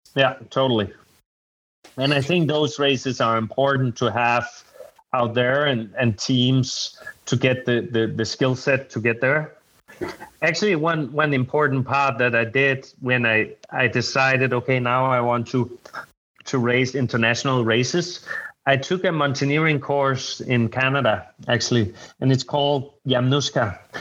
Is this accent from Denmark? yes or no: yes; Denmark; moved away as an adult; now in Bergen, Norway; I come from Scandinavia